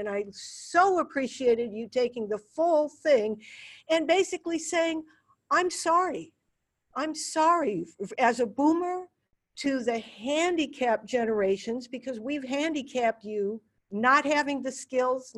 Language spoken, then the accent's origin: English; United States; I'm an American